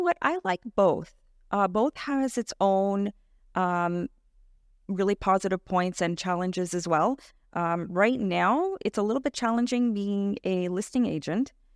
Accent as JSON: {"language": "English", "town": "Toronto", "region": "Ontario", "country": "Canada", "tie": "born or raised there", "said": "I was born and raised in Etobicoke"}